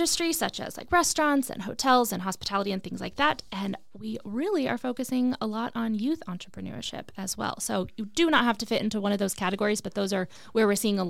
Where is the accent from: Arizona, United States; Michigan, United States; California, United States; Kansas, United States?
Arizona, United States; I am a hyper local girl when it comes to entrepreneurship. I grew up in the West Valley.